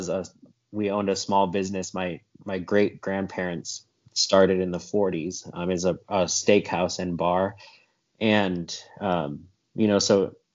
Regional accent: South Dakota, United States; now in Georgia, United States; here in Georgia, where I live now. I grew up in South Dakota

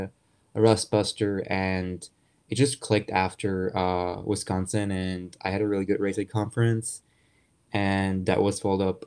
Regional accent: Germany; moved away as an adult; I was born and raised in Germany

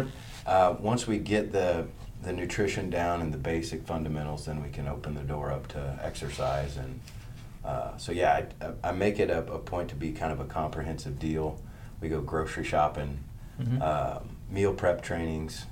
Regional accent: Pike County, Illinois, United States; moved away as an adult; now in Springfield, United States; I grew up in Pike County, so small town west over the Twin Eagle Bridges

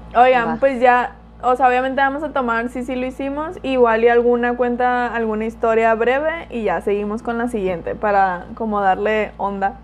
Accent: Culiacán, Sinaloa, Mexico; also born or lived in Mérida; Y soy de Culiacán, vivo en Culiacán

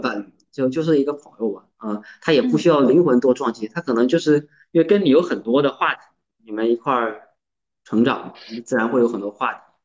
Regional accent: Jiangsu, China; moved away as an adult; now in Zhejiang, China; 我现在三十出头，然后在浙江工作，然后出生地是江苏

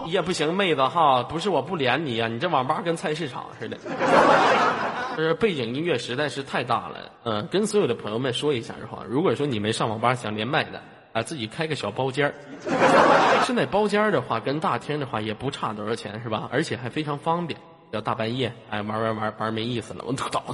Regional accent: Tonghua, Jilin, China; now in Tongliao, China; 我老家通话的，从小在那长大的

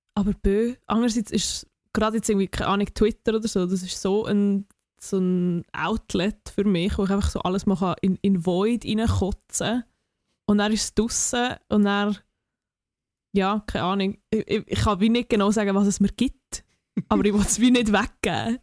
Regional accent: near Oberwil-Lieli, Aargau, Switzerland; Oberwil Lili ist, ist irgendwie so 10 Minuten von dort, wo ich herkomme

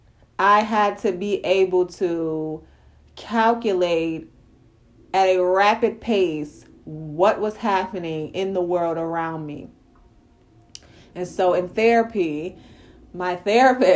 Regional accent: New York City, New York, United States; When I was a little girl growing up in Brownsville, in Brooklyn, New York

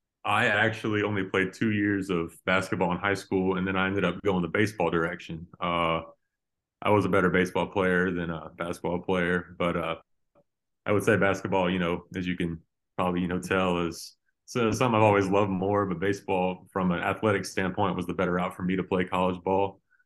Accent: Katy, Texas, United States; also born or lived in Lubbock, Texas; now in Lafayette, United States; Katy was good. You know, it was good for me. You know, I lived all 18 of my, the first 18 years of my life there, prior to moving to Lubbock.

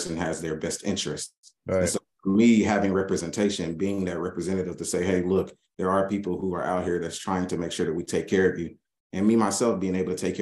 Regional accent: Little Rock, Arkansas, United States; now in Fort Worth, United States; I grew up in Little Rock, Arkansas, a family of immigrants.

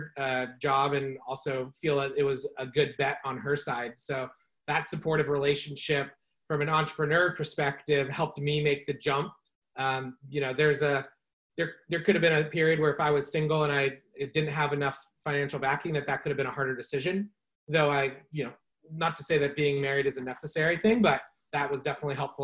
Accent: California, United States; also born or lived in San Francisco / Chico; born and raised in California. I live in Marin County now in San Rafael, but spent about the last decade in San Francisco and grew up just a little north of here

